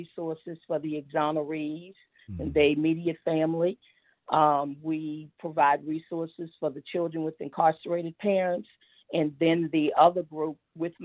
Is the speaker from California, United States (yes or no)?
no; Houston, Texas, United States; I grew up, so I was born in Fifth Ward on Coke Street